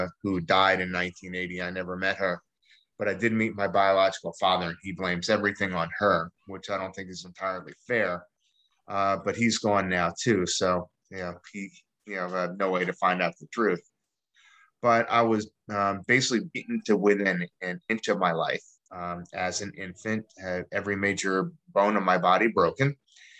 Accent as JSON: {"language": "English", "town": "East Orange", "region": "New Jersey", "country": "United States", "tie": "born or raised there", "also_born_or_lived": "Staten Island, New York / Philadelphia, Pennsylvania", "moved": "yes", "lives_now": "East Greenville, United States", "said": "I originally grew up in East Orange, New Jersey, and lived in Staten Island for a while"}